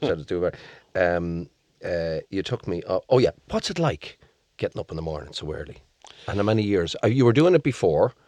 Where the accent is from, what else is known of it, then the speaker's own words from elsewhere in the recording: Leitrim, Connacht, Ireland; I come from Leitrim.